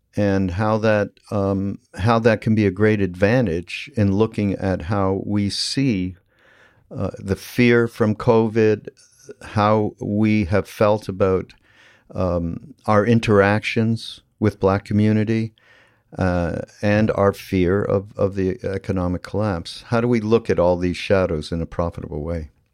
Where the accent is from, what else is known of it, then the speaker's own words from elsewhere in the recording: Canada; I'm from Canada, which is it is different than growing up in the United States to some degree.